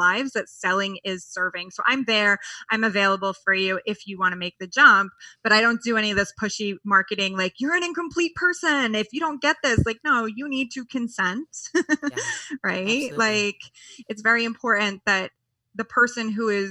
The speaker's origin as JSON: {"language": "English", "region": "New York", "country": "United States", "moved": "yes", "said": "being a New Yorker"}